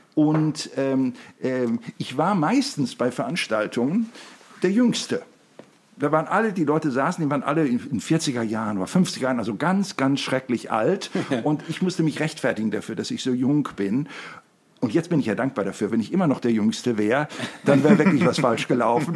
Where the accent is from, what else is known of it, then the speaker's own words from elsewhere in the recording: Germany; bei uns in Deutschland